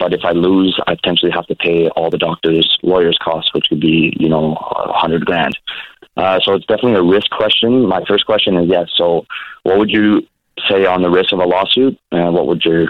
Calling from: Montreal, Quebec, Canada; I'm calling from Montreal, Quebec, Canada.

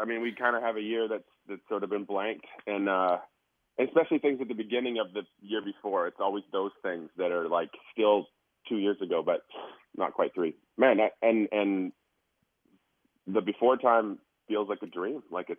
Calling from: Abbotsford, British Columbia, Canada; I'm calling from another time zone, far, far away. That's much earlier than where you guys are at. A magical place called British Columbia, Abbotsford.

